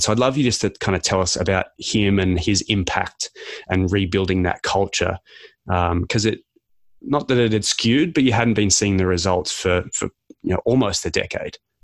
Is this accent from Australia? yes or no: yes; Canberra, Australian Capital Territory, Australia; now in Canada; I was born in Canberra